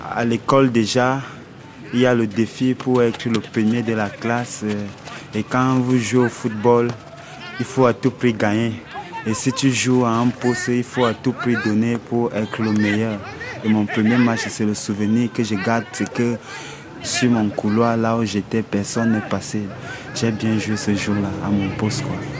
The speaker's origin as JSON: {"language": "French", "town": "Yaoundé", "region": "Centre", "country": "Cameroon", "tie": "born or raised there", "moved": "as an adult", "said": "Je viens du Cameroun, à Yaoundé, le 2 décembre 1987."}